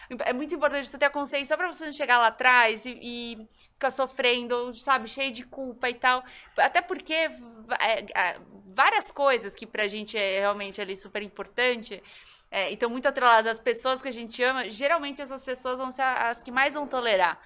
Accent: Goiás, Brazil; Eu sou goiana

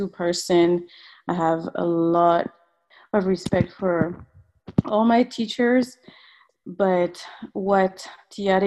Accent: French Polynesia; English is a second language; moved away as an adult; also born or lived in Raiatea; now in Las Vegas, United States; I was born on the island of Tahiti, but my family is actually from Raiatea. And I grew up mostly in Tahiti, and a couple years I went to live with my family in Raiatea also

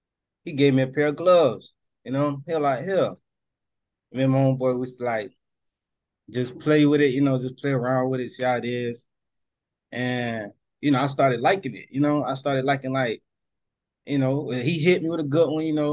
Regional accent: New Jersey, United States; I'm from North New Jersey.

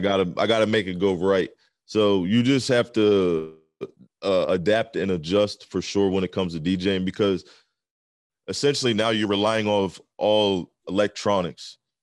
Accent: southern Pennsylvania, United States; also born or lived in Maryland; I'm, like, um, on the southern part of Pennsylvania. I'm, like, right on the border of Maryland

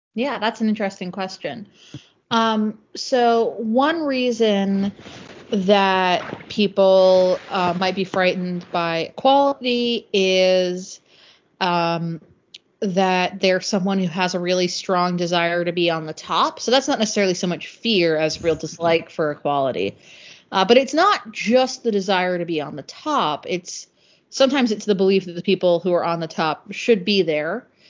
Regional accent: Northeast, United States; I'm from the Northeast, which is probably the part of the U.S. that's most similar to the U.K

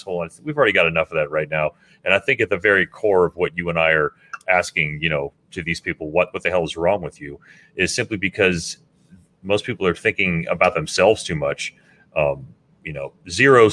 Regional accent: Miami, Florida, United States; we grew up in Miami listening to a multitude of different kinds of music

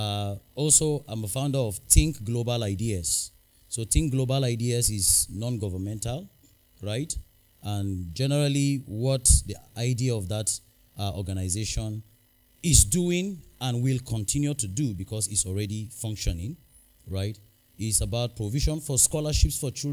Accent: Numan, Adamawa, Nigeria; I'm from Numan Adamawa State, Nigeria

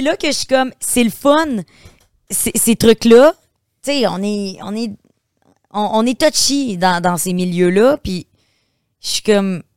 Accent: Beauce, Quebec, Canada; moved away as an adult; je viens de la Beauce.

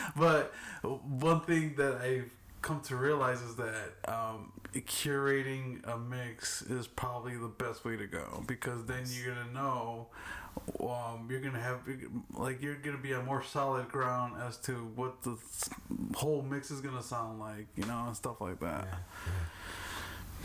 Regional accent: Chicago, Illinois, United States; I grew up in Little Village, but on in K Town side

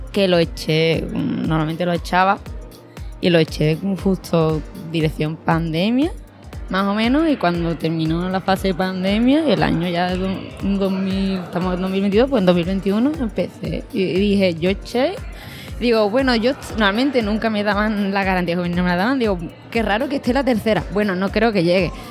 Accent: Seville, Andalusia, Spain; Estoy en Sevilla, que yo creo que yo soy de Sevilla

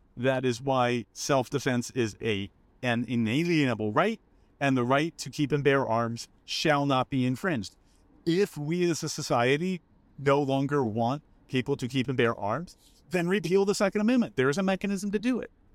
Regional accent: Los Angeles, California, United States; I grew up in Los Angeles

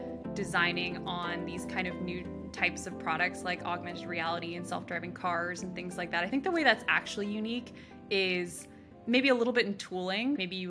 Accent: California, United States; Truly what happened was I grew up around the Bay Area.

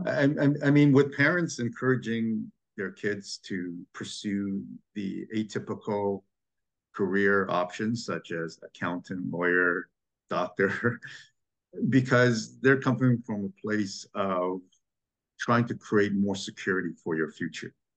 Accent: Montreal, Quebec, Canada; now in Toronto, Canada; growing up in Quebec and Montreal

